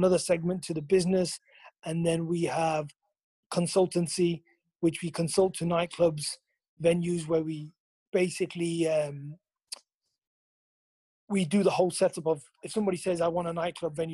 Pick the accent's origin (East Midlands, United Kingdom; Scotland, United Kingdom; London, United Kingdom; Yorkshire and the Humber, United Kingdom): East Midlands, United Kingdom; Leicester; also born or lived in Corby; I was born and bred in Leicester